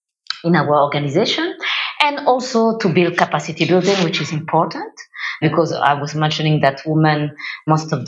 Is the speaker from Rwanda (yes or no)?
yes; Rwanda; I'm from Rwanda, as I mentioned. I'm based in Kigali